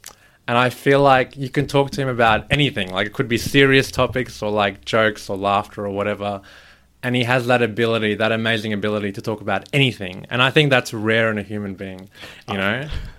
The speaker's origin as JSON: {"language": "English", "town": "Melbourne", "region": "Victoria", "country": "Australia", "said": "Melbourne, represent."}